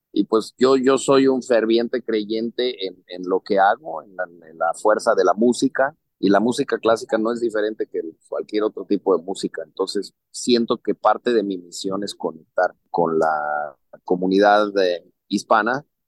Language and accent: Spanish; Mexico; Yo soy un director mexicano, también trabajo en México